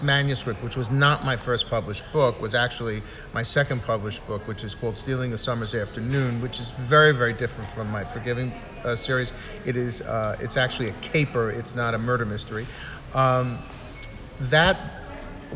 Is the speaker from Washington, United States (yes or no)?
no; New York City, New York, United States; also born or lived in Queens / Connecticut / Manhattan; I'm originally from the Bronx